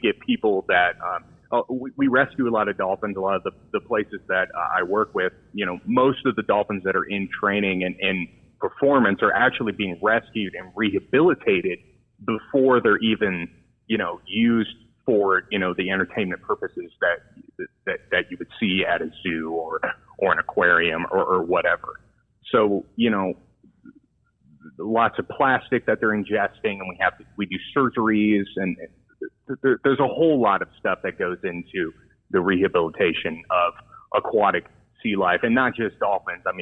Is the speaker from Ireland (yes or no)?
no; San Diego, California, United States; growing up in the San Diego area, you know, I had a lot of experience seeing the wildlife.